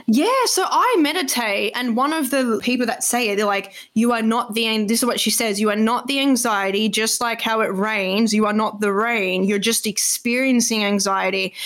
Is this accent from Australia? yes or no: yes; Australia; I'm Australian